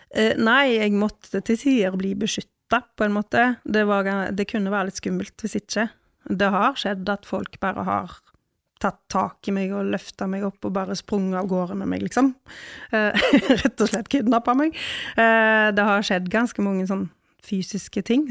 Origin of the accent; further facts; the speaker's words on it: Ølen, Vestland, Norway; jeg er fra Ølen